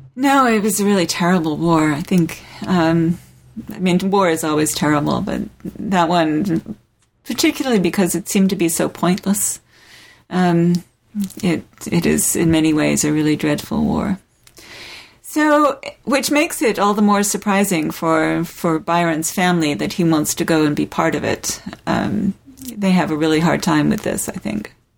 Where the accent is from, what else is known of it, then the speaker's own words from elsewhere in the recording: South of England, United Kingdom; moved away; I grew up in England, uh, in the oh, south yeah. of England